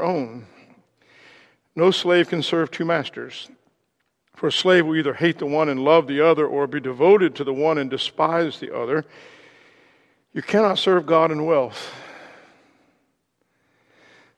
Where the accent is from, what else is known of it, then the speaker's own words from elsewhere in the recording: Ohio, United States; moved away; also born or lived in Indiana; I was originally from Ohio